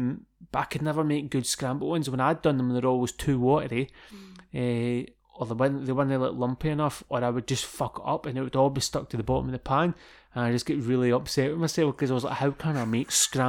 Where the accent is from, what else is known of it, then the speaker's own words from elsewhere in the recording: Scotland, United Kingdom; I thought you'd have known about this being Scottish.